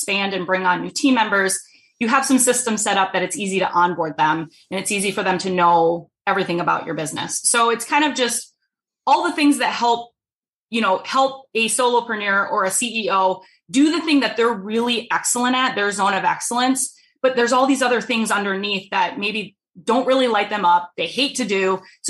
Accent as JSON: {"language": "English", "region": "East Coast", "country": "United States", "said": "I'm from the East Coast originally, so I'm a top fast talker."}